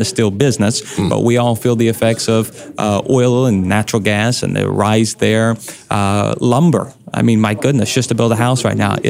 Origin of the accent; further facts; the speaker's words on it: Tulsa, Oklahoma, United States; I'm an Okie. I was born in Tulsa, raised in Tulsa.